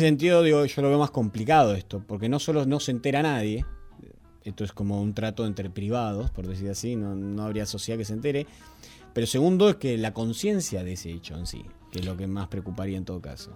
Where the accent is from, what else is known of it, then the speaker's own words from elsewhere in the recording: Argentina; nosotros somos argentinos